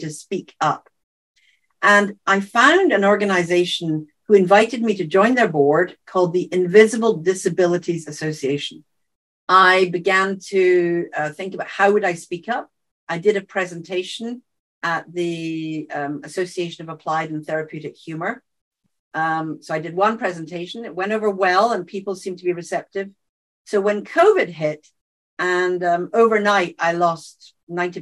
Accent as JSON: {"language": "English", "region": "Scotland", "country": "United Kingdom", "accent": "Scottish"}